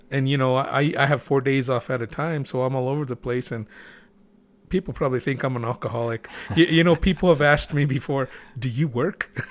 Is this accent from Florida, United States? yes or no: no; Gallup, New Mexico, United States; moved away; we were growing up in Gallup